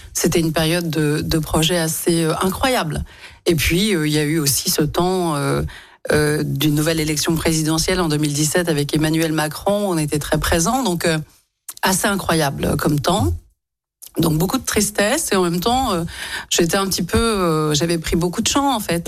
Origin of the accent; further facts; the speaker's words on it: Lyon, Auvergne-Rhône-Alpes, France; je suis née à Lyon, j'ai grandi à Lyon, j'y ai travaillé, étudié, fondé ma famille